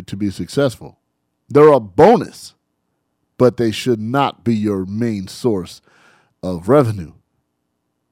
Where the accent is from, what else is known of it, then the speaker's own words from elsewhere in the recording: San Bernardino, California, United States; I grew up in San Bernardino, as everybody knows, 92404